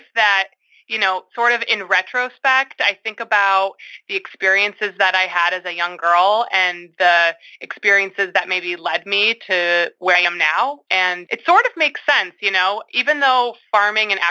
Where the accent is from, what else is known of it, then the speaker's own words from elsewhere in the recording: Syracuse, New York, United States; moved away as an adult; also born or lived in Canton, New York; now in Newfields, New Hampshire, United States; I grew up in Syracuse, New York